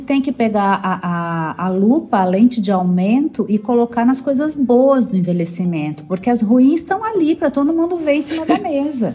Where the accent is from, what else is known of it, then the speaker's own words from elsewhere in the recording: Rio Grande do Sul, Brazil; eu sou gaúcha e no sul a gente tem essa coisa de pronunciar Adri, em vez de Dri